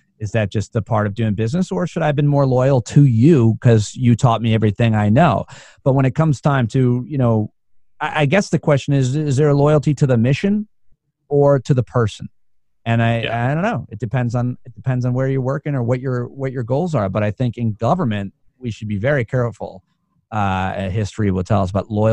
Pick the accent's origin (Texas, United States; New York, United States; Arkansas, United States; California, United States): New York, United States; Being a New Yorker